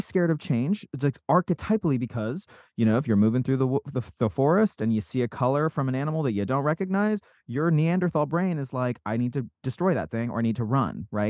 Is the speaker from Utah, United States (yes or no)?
yes; Salt Lake City, Utah, United States; I grew up in Salt Lake City, Utah